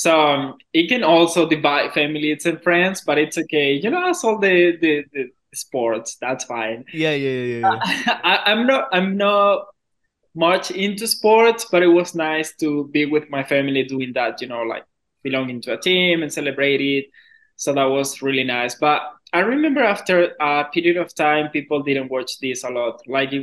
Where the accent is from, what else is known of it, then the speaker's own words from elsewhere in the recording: Maturín, Monagas, Venezuela; moved away; My city is called Maturín, and the state